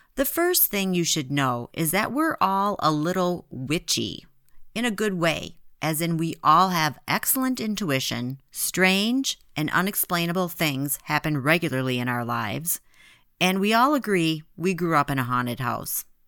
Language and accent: English; Midwest, United States; We grew up in the Midwest, and some of us are still there